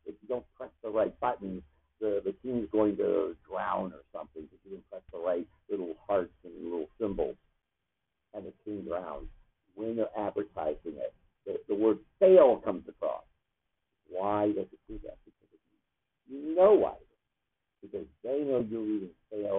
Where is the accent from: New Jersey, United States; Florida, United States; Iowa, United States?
Florida, United States; I'm a Florida boy visiting